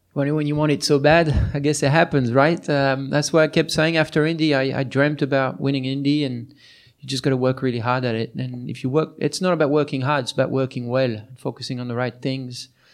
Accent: France; moved away; my hometown

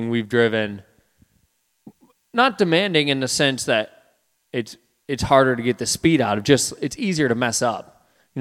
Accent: Midwest, United States; growing up in the Midwest

